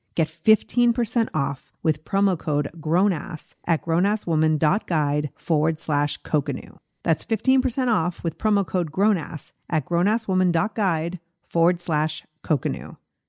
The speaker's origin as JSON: {"language": "English", "region": "Massachusetts", "country": "United States", "tie": "born or raised there", "moved": "yes", "said": "when I was growing up in Massachusetts"}